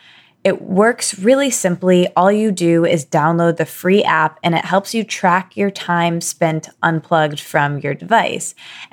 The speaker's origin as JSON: {"language": "English", "region": "Michigan", "country": "United States", "said": "I don't know if it's because we're both from Michigan"}